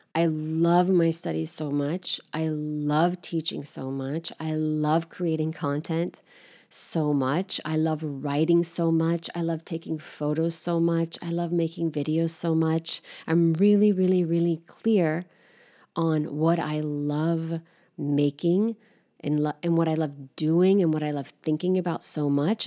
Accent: United States; moved away as an adult; now in Paris, France; as an American, not having had this sort of training and rhetoric growing up

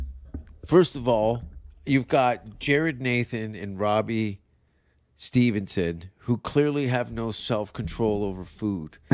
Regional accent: Canada; now in Austin, United States; I'm a white guy from Canada

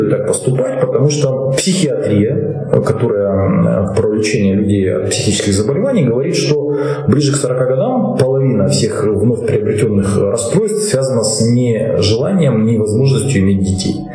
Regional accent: Russia

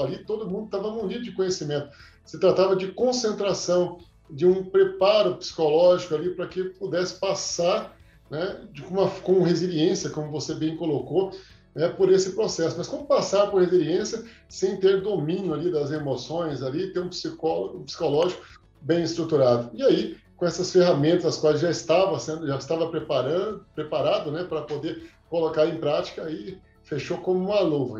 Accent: Três Corações, Minas Gerais, Brazil; moved away as an adult; also born or lived in Anápolis / Aparecida de Goiânia; now in Goiânia, Brazil; Eu sou, eu sou de Minas, sou mineiro, sou de Três Corações, terra do Pelé

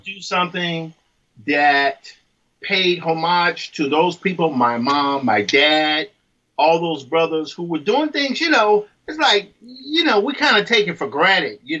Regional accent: Mississippi, United States; I'm from Mississippi. I grew up literally across the street from a cotton field.

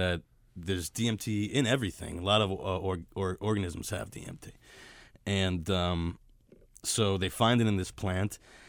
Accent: New York City, New York, United States; Yeah, I'm a Brooklyn guy.

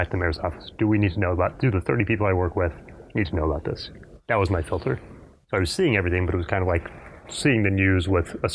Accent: Fort Worth, Texas, United States; also born or lived in Houston, Texas; I've been in Texas my entire life. I grew up in Fort Worth, went to college in Houston.

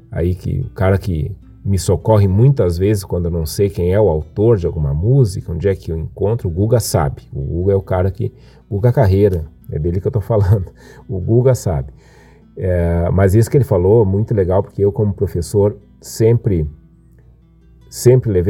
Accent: Viamão, Rio Grande do Sul, Brazil; Me criei em Itapuã ia muitas e muitas vezes, fins de semana

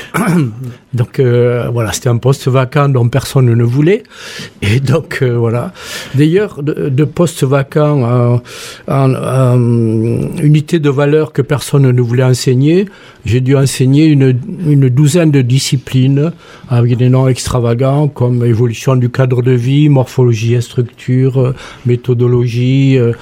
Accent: Toulouse, Occitania, France; moved away; also born or lived in Montpellier; je suis né rue Miramar.

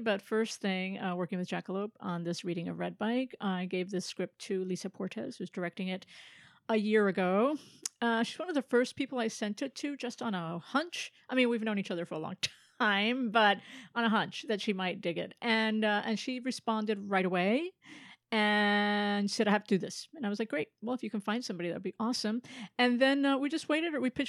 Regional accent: Philadelphia, Pennsylvania, United States; born there; also born or lived in North Carolina / Florida / Bethlehem / Miami; Born in Philadelphia. I grew up mostly on the eastern seaboard, North Carolina, Florida, Bethlehem, PA, Miami, brief detour in Salt Lake, and then New Jersey.

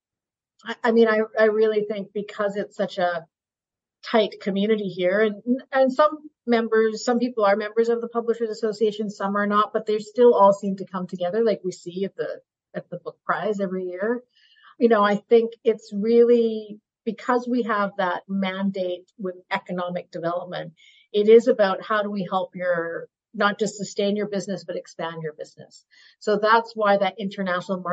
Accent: Burnaby, British Columbia, Canada; now in Vancouver, Canada; I grew up in Burnaby

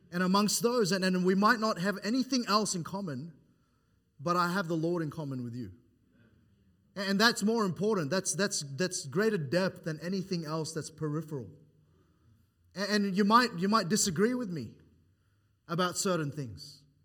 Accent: New South Wales, Australia; moved away; I'm from New South Wales

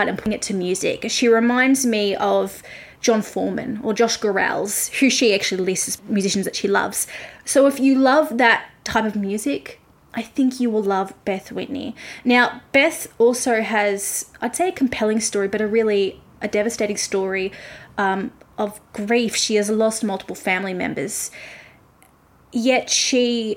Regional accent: Melbourne, Victoria, Australia; I'm from Melbourne and I live about an hour from Melbourne

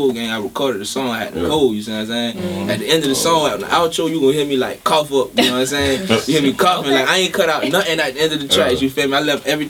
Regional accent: Savannah, Georgia, United States; I'm born and raised in Savannah, Georgia

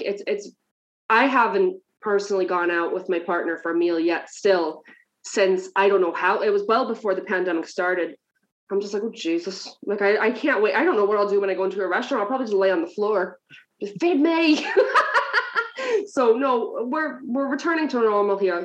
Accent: New Jersey, United States; moved away as an adult; now in Ireland; I'm originally from New Jersey, so I'm a few steps away from home at this point, and I'm here 11 years

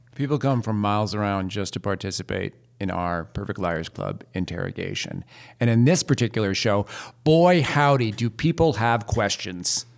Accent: New York City, New York, United States; born and raised in New York

